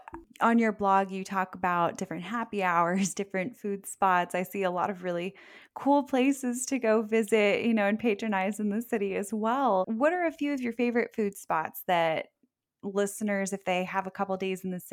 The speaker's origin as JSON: {"language": "English", "region": "South Florida", "country": "United States", "tie": "born or raised there", "said": "I grew up in South Florida. I went to school up in Central Florida"}